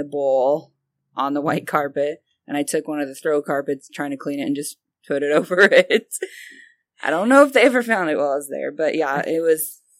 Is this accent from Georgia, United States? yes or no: no; Hutchinson, Kansas, United States; born there; Well, I was born in Hutch, obviously.